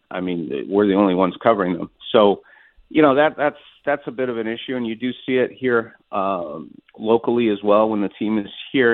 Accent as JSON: {"language": "English", "town": "Montreal", "region": "Quebec", "country": "Canada", "tie": "born or raised there", "moved": "yes", "said": "my hometown of Montreal"}